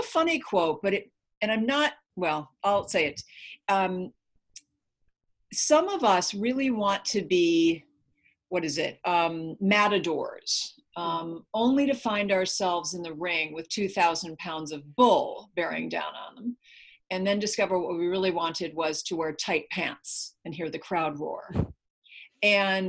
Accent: Minnesota, United States; now in California, United States; I was raised in Minnesota. So I was raised to be Minnesota nice

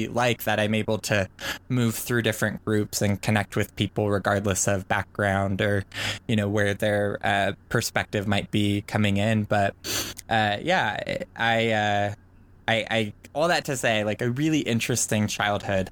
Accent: Oregon, United States; born and raised in Oregon to a pretty big Mormon family

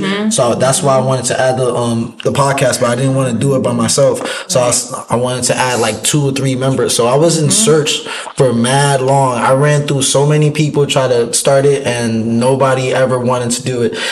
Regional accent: New York, United States; moved away; also born or lived in Bronx; I'm from New York

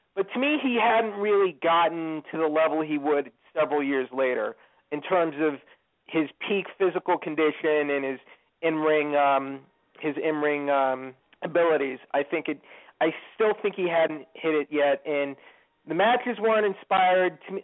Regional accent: Houston, Texas, United States; my hometown of Houston

